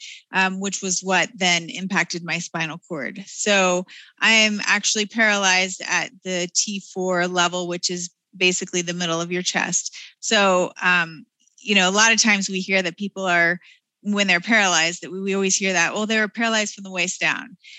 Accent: Denver, Colorado, United States; in my hometown, my backyard

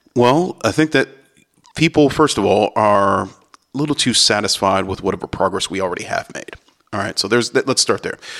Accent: Cleveland, Ohio, United States; I'm from Cleveland, and I know that part of Cleveland, that West Side area

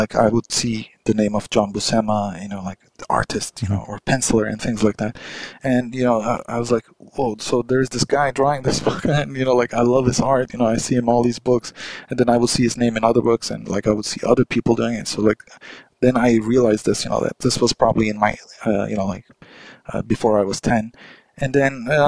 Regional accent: Ankara, Turkey; English is a second language; my hometown, Ankara

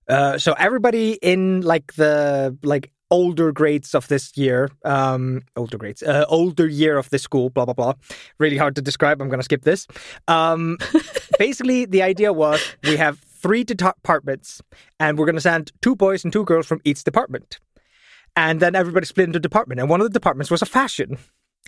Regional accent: Vestmannaeyjar, Southern Region, Iceland; So I come from Vestmannaeyjar, and when I was growing up, my town was still quite poor.

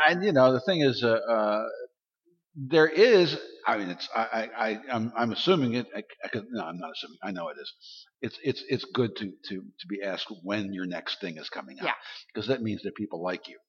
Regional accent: Baltimore, Maryland, United States; I'm from Baltimore, Maryland

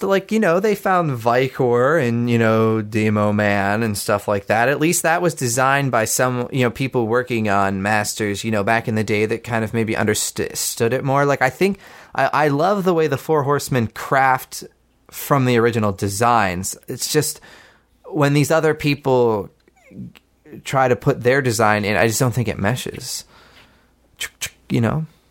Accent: Pittsburgh, Pennsylvania, United States; my hometown

